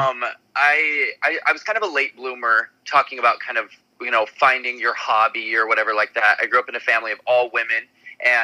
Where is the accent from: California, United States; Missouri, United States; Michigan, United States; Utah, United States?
Utah, United States; Salt Lake City; I'm from Salt Lake City, Utah